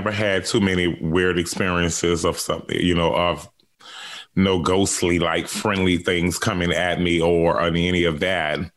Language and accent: English; New Orleans, Louisiana, United States; That's right. My whole life. So that's why I'm ready to get the hell away from New Orleans right now.